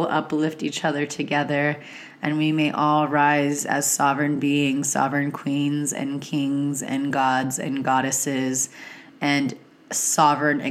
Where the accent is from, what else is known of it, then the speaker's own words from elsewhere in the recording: California, United States; being a Californian myself